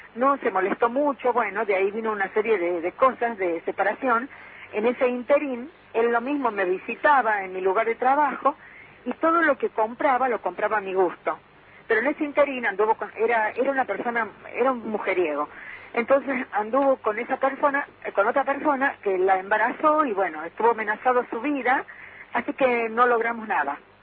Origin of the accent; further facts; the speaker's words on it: Córdoba, Argentina; now in Tucumán, Argentina; soy de Córdoba, pero estoy viviendo en Tucumán